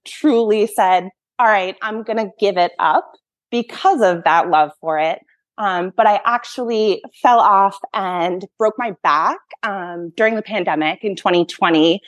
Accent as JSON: {"language": "English", "region": "Massachusetts", "country": "United States", "tie": "born or raised there", "said": "I grew up in Massachusetts"}